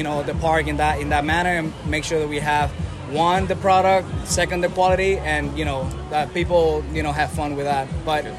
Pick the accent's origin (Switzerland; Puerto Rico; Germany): Puerto Rico; moved away; So, my background, born and raised in Puerto Rico.